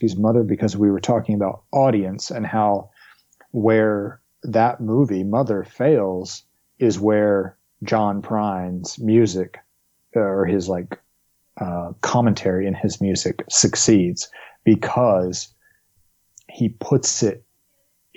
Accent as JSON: {"language": "English", "region": "the South", "country": "United States", "tie": "born or raised there", "said": "growing up in the South"}